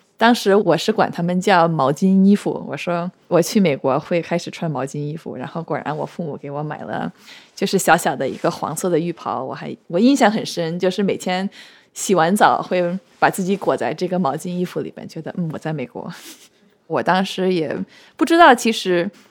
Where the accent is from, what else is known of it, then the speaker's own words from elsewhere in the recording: Midwest United States, United States; also born or lived in Beijing, China / Shanghai, China; 我们当时住的是一个大学城，所以虽然是美国的中部，但是也不是一个全都是白人的这么一个小城